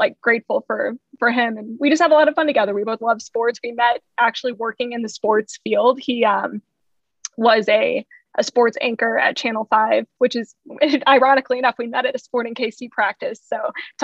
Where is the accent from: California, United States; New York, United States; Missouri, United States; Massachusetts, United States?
Missouri, United States; St. Louis; now in Kansas City, United States; I'm from St. Louis. So I'm still, you know, from the Midwest, from Missouri